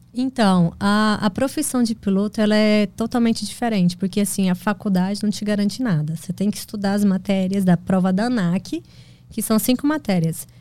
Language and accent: Portuguese; Goiás, Brazil; also born or lived in Goiânia / Mozarlândia; Eu nasci em Goiânia e morei na fazenda no interior de Goiás, lá, município de Mozarlândia, até os três anos de idade